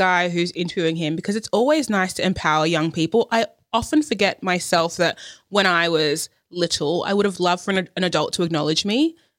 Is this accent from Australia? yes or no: yes; Australia; born there; I've been there heaps. Like, born in Australia.